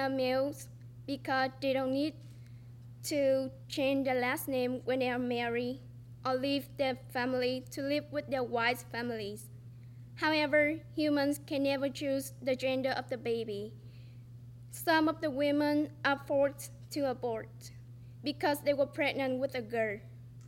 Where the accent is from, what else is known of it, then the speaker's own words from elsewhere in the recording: Vietnam; English is a second language; now in United States; I was born in Vietnam, a developing country